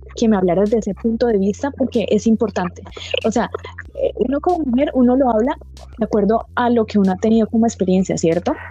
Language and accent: Spanish; Colombia; aquí en Colombia, yo hablo pues de Colombia, eh, y en la ciudad en la que estoy